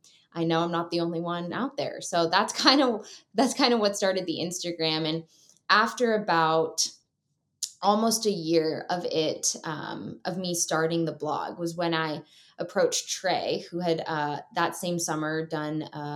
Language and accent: English; Seattle, Washington, United States; the West Coast, where I grew up in Washington State.